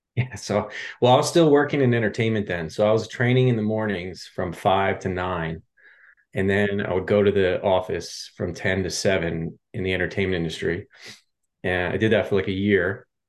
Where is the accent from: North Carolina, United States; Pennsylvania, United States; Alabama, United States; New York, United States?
Pennsylvania, United States; Pennsylvania outside Philadelphia, United States; moved away as an adult; also born or lived in Lehigh Valley, Pennsylvania; now in Los Angeles, United States; I grew up in Pennsylvania outside uh, Philadelphia.